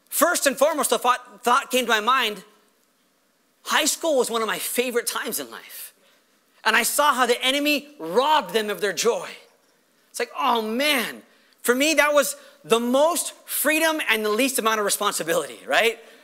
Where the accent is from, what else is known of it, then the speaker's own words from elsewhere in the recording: Los Angeles, California, United States; I'm a Los Angeles